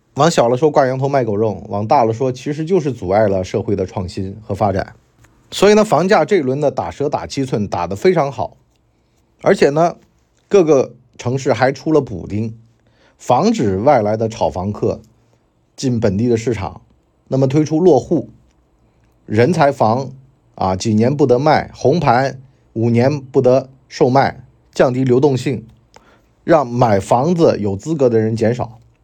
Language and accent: Chinese; Wenzhou, Zhejiang, China; now in Hangzhou, China; 作为温州人，我根本就没有听到过这种操作